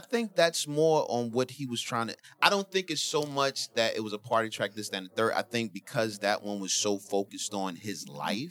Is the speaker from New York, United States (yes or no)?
yes; New York City, New York, United States; I'm from the Bronx